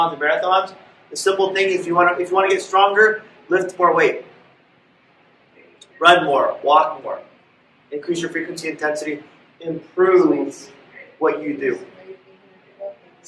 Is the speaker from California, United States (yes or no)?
yes; Los Angeles, California, United States; When I was a kid, I grew up in West LA, went to school in downtown